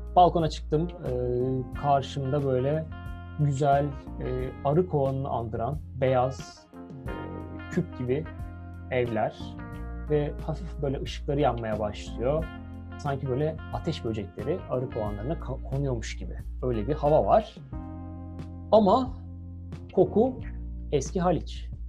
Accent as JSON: {"language": "Turkish", "country": "Turkey", "said": "Nerelisin o zaman dedi işte. Türk dedim"}